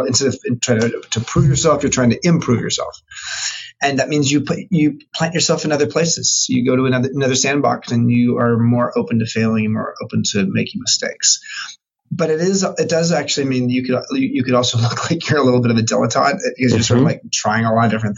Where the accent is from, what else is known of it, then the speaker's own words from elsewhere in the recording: Long Beach, California, United States; moved away as an adult; now in San Francisco, United States; I grew up in Long Beach, California, in Southern California